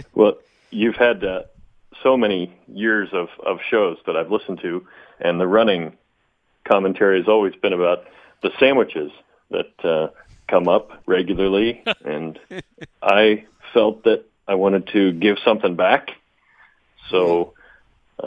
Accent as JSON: {"language": "English", "country": "United States", "moved": "yes", "lives_now": "Netherlands", "said": "I'm an American living overseas"}